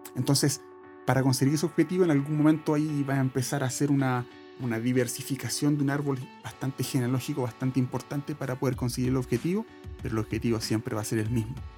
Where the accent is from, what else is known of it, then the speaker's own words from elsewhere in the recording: Santiago, Santiago Metropolitan Region, Chile; yo soy de Santiago